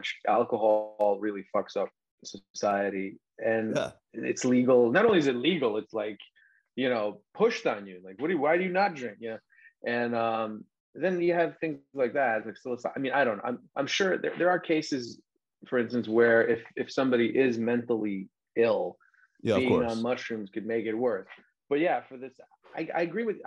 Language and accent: English; Long Island, New York, United States; also born or lived in Serbia (family); I grew up sort of on Long Island too, or at least in New York